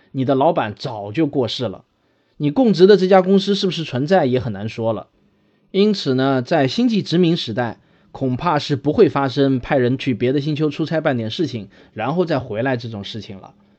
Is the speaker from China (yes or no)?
yes; China; 我们中国人